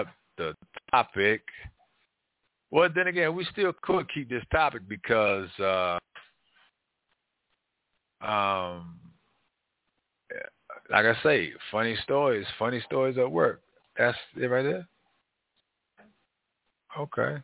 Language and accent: English; Washington, District of Columbia, United States; growing up in Northwest Washington, D.C., it was great